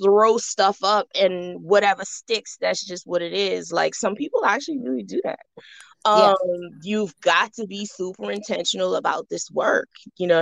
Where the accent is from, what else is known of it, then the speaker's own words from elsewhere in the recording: Bahamas; moved away as an adult; now in Atlanta, United States; I was born and raised in the Bahamas. I currently reside in Atlanta, Georgia.